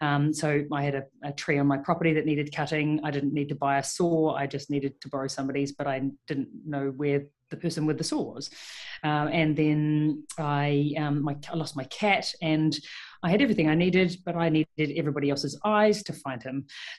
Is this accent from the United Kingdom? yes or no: no; New Zealand; moved away as an adult; now in Melbourne, Australia; I moved to Melbourne 6 years ago, 2015, and started my career as a vet over here. And I moved from New Zealand